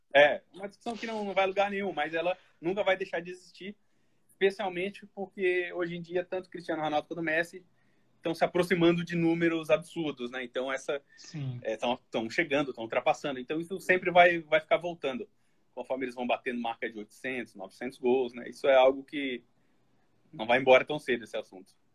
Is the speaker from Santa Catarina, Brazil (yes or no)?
yes; Florianópolis, Santa Catarina, Brazil; also born or lived in Criciúma; Nasci em Criciúma, mas eu fui novo para Florianópolis.